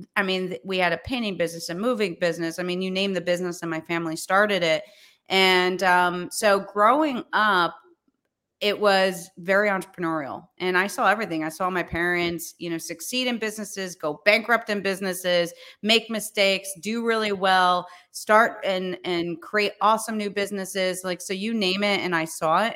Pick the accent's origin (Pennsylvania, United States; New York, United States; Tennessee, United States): New York, United States; also born or lived in Charleston / Florida; I was born in New York, um, and raised in New York. I've actually never lived anywhere else